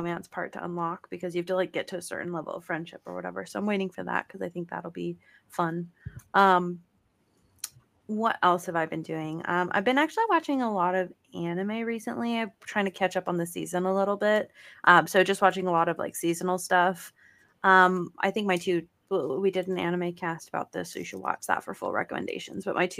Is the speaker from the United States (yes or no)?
no; United Kingdom; Because we're like British people.